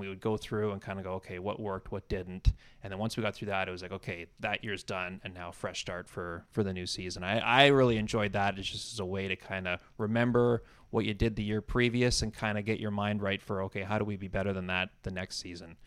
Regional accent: Campbell River, British Columbia, Canada; moved away as an adult; now in Toronto, Canada; I grew up in Campbell River, uh, town of about thirty

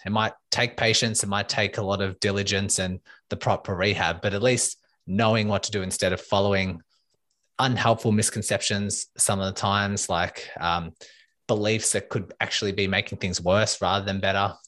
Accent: Melbourne, Victoria, Australia; I am from Melbourne, Australia

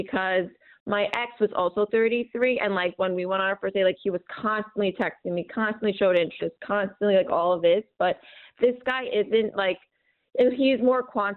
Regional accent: New York, United States; I'm from New York

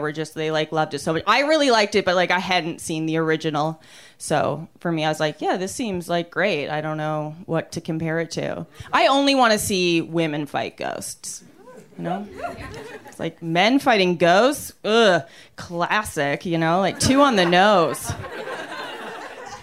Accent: Canada; now in Los Angeles, United States; I'm from Canada. I don't know if you guys can tell because of my glow. I'm from Canada. It's hard to live here right now

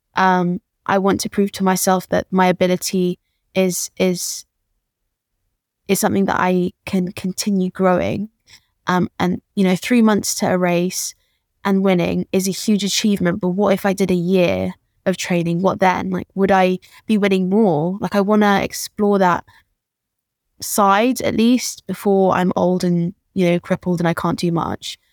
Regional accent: London, United Kingdom; born and raised in Peckham

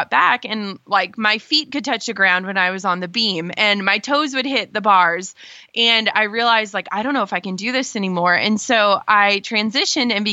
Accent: Minnesota, United States; I grew up in Minnesota

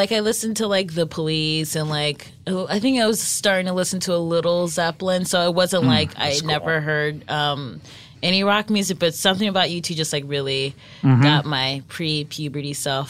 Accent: Cleveland, Ohio, United States; I grew up in Cleveland, Ohio.

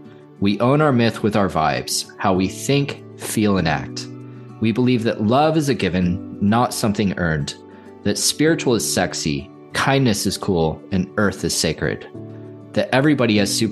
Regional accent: Santa Cruz, California, United States; And I grew up in Santa Cruz, so like I went to it a lot as a kid.

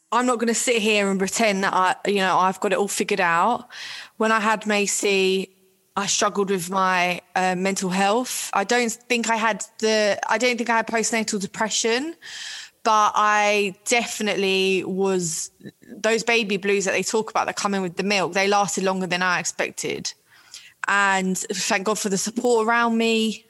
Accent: London, United Kingdom; I'm from Ealing in West London.

